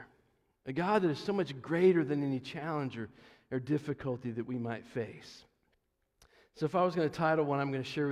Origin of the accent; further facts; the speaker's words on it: Johnson City, Tennessee, United States; I come from Johnson City, Tennessee, not too far, about 4 hours or so from here.